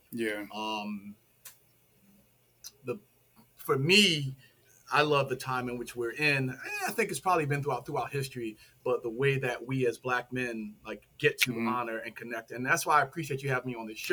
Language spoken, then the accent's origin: English; Philadelphia, Pennsylvania, United States; and raised in Philly in the Germantown section.